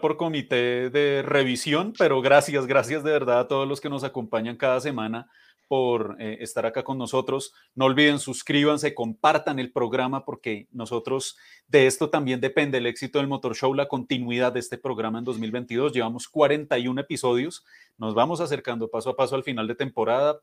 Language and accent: Spanish; Colombia; nosotros, como pueblo colombiano que somos